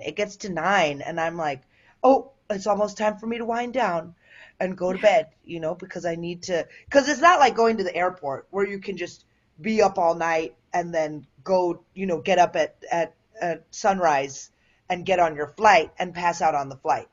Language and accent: English; Willowbrook, Illinois, United States; I grew up in the southwest suburbs, like in Willowbrook